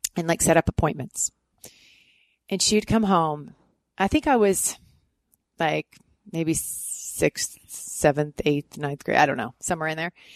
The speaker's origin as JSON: {"language": "English", "country": "Canada", "moved": "as an adult", "said": "I was Canadian"}